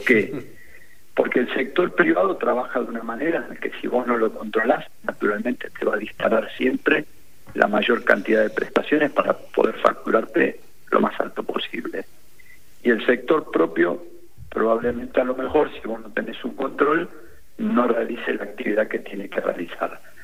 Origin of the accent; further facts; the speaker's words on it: Argentina; como argentinos además y argentinas